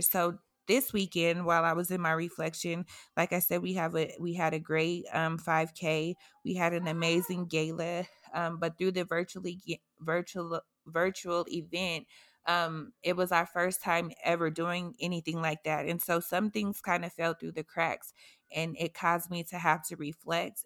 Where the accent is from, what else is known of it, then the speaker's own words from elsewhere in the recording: Massachusetts, United States; moved away; my hometown, Massachusetts